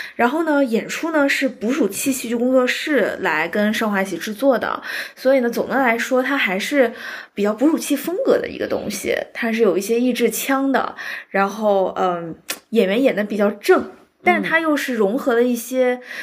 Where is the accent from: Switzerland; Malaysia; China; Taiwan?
China; Shanghai; 作为一个上海人